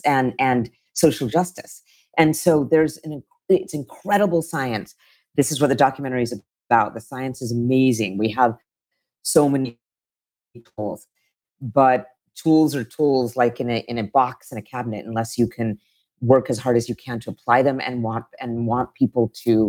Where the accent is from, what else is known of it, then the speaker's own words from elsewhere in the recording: United States; now in San Francisco, United States; I grew up in a pretty conservative state as an Indian American.